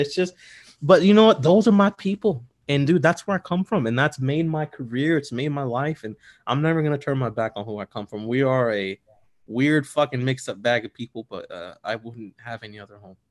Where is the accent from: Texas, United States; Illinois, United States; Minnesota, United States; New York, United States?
Illinois, United States; Bolingbrook; also born or lived in South Shore, Chicago; I grew up in Bolingbrook. First, we, before we lived in suburbs in Bolingbrook, uh, we lived the South Shore